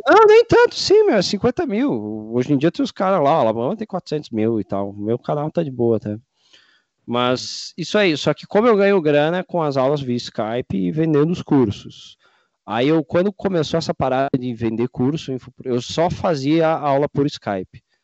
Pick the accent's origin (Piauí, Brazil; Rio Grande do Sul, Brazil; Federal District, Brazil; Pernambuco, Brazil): Rio Grande do Sul, Brazil; também gaúcho aqui